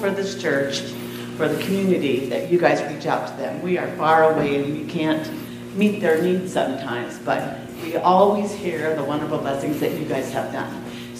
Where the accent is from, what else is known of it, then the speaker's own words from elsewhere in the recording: Oregon, United States; I'm actually from Oregon.